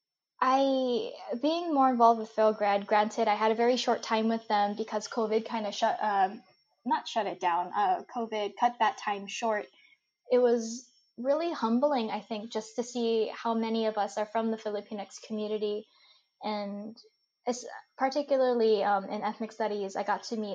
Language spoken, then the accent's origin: English; United States; accent: super American; my accent is super American